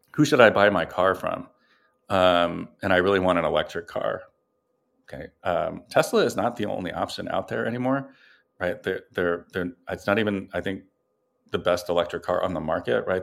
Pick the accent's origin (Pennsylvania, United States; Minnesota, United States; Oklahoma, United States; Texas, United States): Pennsylvania, United States; Philadelphia; I'm from Philadelphia